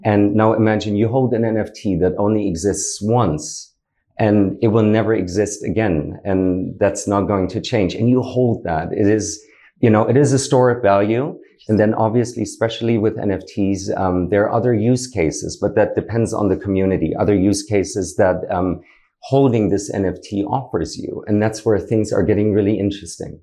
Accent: Berlin, Germany; moved away as an adult; now in Dubai, United Arab Emirates; originally I'm from Germany, uh, born and raised in Berlin.

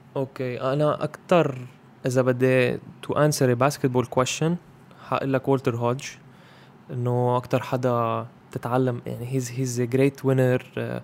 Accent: Zahle, Beqaa, Lebanon; moved away as an adult; now in Beirut, Lebanon; هيدا مدينتي

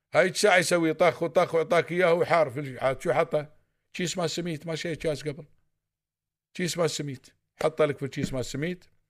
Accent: United Arab Emirates; عندنا في الامارات

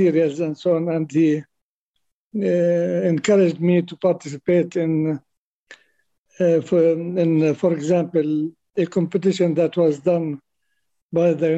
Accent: Birzeit, West Bank, Palestine; I spent my childhood around Bir Zeit. Bir Zeit was a small town, Christian and Muslim town

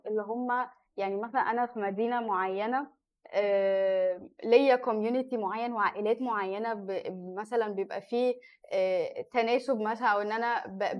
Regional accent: Egypt; أنا مصرية.

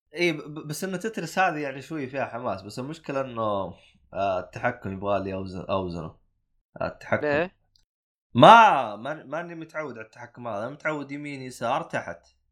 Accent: Saudi Arabia; عندنا بالسعوديه

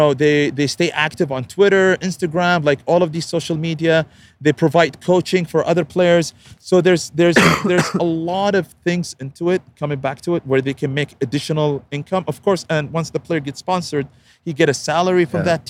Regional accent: Saudi Arabia; also born or lived in United States; I'm from Saudi to the US.

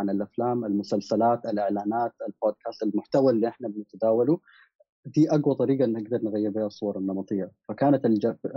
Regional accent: Sudan; also born or lived in Gulf / United States; انا كشاب سوداني متربى في الخليج كان في مشكلتين اول شيء انه لما كنت بمشي دول الغرب وانا في امريكا كنت آه، بدرس

